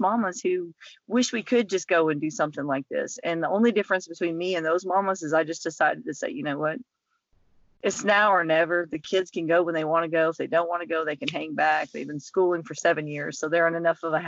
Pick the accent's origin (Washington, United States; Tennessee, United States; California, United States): Tennessee, United States; moved away; I'm just outside the lake that I grew up on in Tennessee